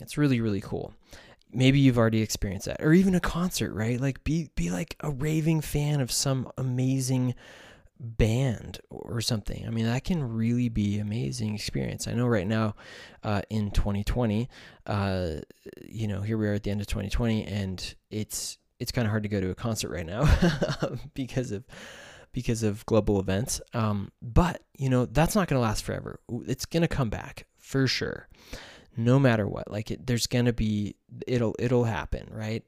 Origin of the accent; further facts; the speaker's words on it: United States; I am from the United States